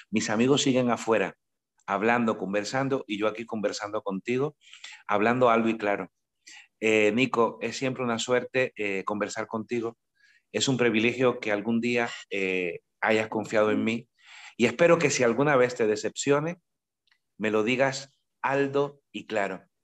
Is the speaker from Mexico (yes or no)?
no; Cuba; Yo no soy costeño, yo soy isleño. Entonces, claro, no es lo mismo ser caribeño de isla que caribeño de costa. El mar está de mi pueblo a 15 kilómetros y 15 kilómetros en una isla tan estrecha como Cuba suponen atravesar el mundo.